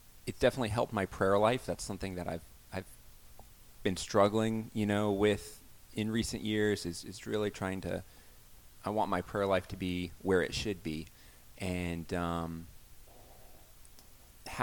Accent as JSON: {"language": "English", "region": "Alabama", "country": "United States", "tie": "born or raised there", "said": "I grew up in the Bible Belt, Alabama"}